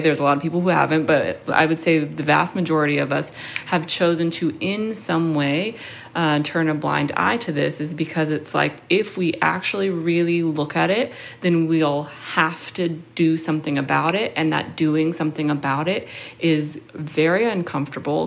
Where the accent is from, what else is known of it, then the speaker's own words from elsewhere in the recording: Seattle, Washington, United States; now in New York, United States; I grew up in Seattle in a predominantly white area